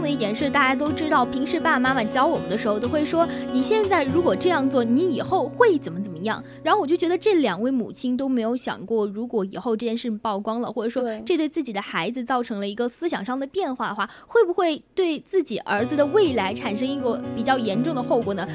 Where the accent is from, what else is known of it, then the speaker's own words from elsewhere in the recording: China; 其实我们中国人确实就还是比较传统的